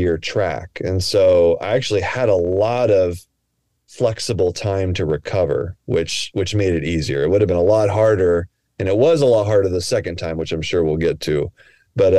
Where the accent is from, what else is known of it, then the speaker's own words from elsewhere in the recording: Texas, United States; moved away as an adult; also born or lived in New Hampshire; now in Portland, United States; I grew up in Texas, but then I went out to Dartmouth